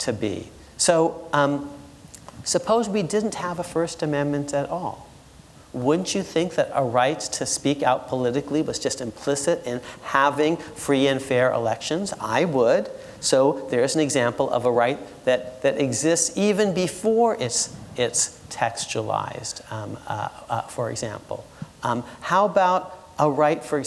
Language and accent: English; Connecticut, United States; Connecticut, my home state